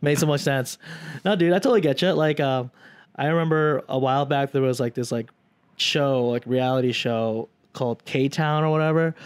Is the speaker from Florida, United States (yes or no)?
no; South Dakota, United States; moved away; also born or lived in Chicago; we grew up in South Dakota, isolated